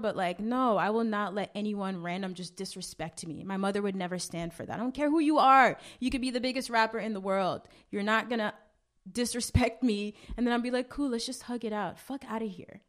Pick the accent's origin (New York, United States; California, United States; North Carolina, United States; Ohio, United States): New York, United States; also born or lived in Grenada; I grew up in Flatbush. I went to high school in Brooklyn. I am very much a Brooklyn girl.